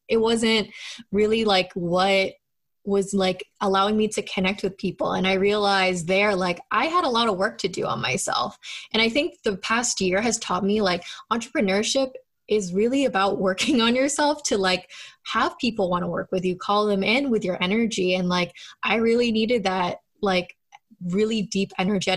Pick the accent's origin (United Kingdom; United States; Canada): United States; Boston, Massachusetts; I'm from Boston, Massachusetts. I grew up out here